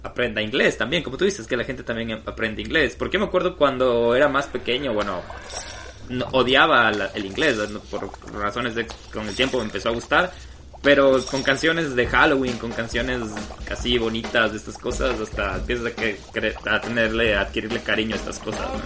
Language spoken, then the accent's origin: Spanish; Ecuador; now in United States; todos estamos orgullosos de ser ecuatoriano y cuando migras todavía te sientes más orgulloso de ser ecuatoriano